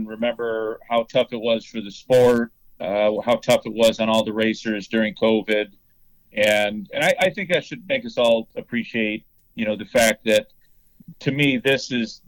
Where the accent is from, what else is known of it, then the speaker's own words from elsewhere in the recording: West Coast, United States; I'm from the West Coast